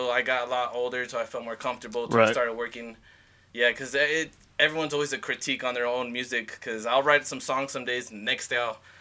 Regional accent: Arizona, United States; moved away as an adult; now in Idaho, United States; I'm from Arizona

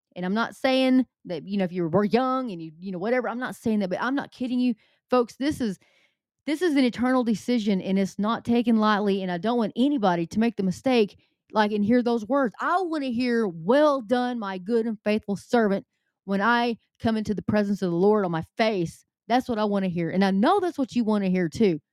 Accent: the South, Southern United States, United States; accent: southern; my southern accent

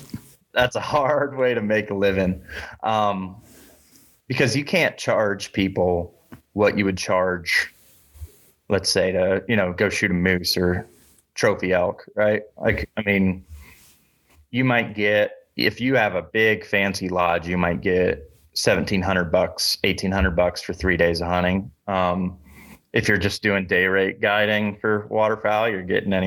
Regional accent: Iowa, United States; moved away; also born or lived in South Dakota; I grew up in Iowa

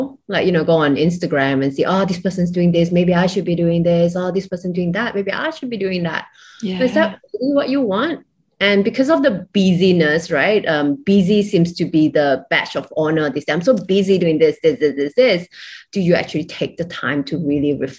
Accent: Malaysia; now in Singapore; I'm originally from Malaysia

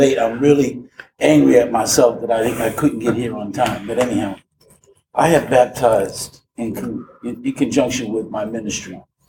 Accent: Boston, Massachusetts, United States; now in Indiana, United States; Originally from Boston, but I live here now in Indiana.

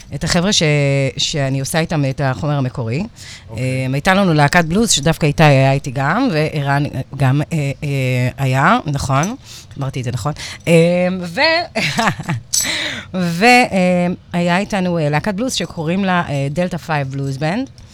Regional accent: Givatayim, Tel Aviv District, Israel; moved away as an adult; also born or lived in New Orleans, United States; הייתי ילדה גבעתיימית כזאת

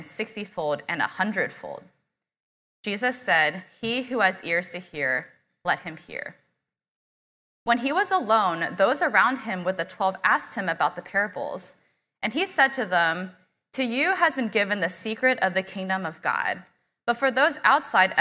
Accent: Houston, Texas, United States; I was born and raised here in Houston

